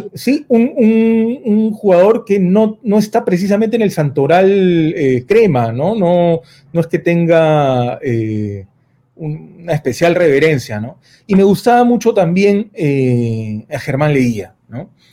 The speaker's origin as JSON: {"language": "Spanish", "country": "Peru", "said": "como muchos peruanos"}